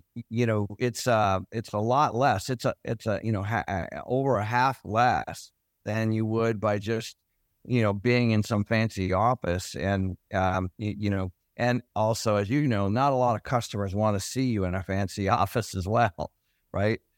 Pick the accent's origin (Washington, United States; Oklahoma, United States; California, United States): Washington, United States; Everett; I grew up in Everett